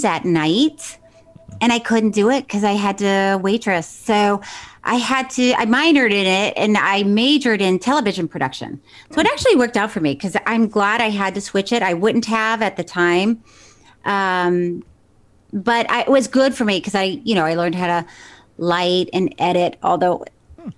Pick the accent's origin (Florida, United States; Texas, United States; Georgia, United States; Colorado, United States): Florida, United States; Tallahassee; moved away; also born or lived in Miami Beach, Florida / Orlando, Florida; I was born in Miami Beach, and then I grew up in Tallahassee